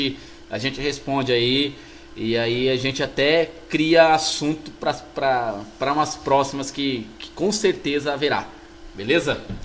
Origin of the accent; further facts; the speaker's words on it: Brazil; Nós somos brasileiros